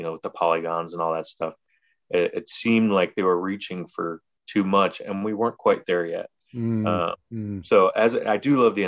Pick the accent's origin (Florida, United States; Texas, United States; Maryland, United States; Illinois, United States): Illinois, United States; Chicago; growing up in the Chicagoland area in the 90s